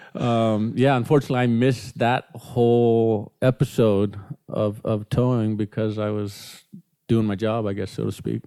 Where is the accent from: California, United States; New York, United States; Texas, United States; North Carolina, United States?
California, United States; Newport Beach; I was born in Newport Beach